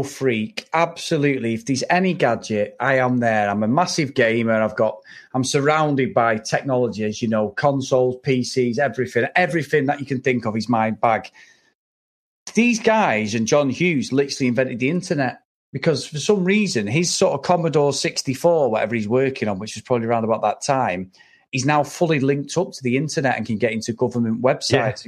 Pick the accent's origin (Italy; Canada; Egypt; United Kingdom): United Kingdom; England; we're both English